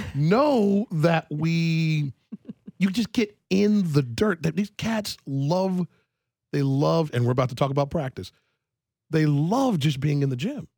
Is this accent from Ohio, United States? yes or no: yes; Ohio, United States; now in Miami, United States; I'm from Ohio originally